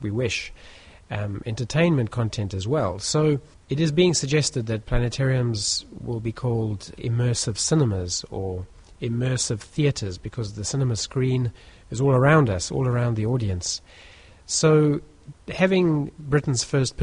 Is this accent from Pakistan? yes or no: no; South Africa; moved away as an adult; now in United Kingdom; I grew up in South Africa